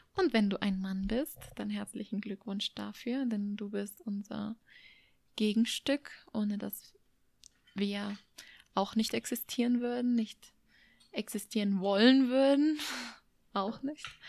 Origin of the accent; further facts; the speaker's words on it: Germany; moved away as an adult; Es ist mein Herkunftsland, der Ort, an dem meine Großeltern Jahr für Jahr Obst und Gemüse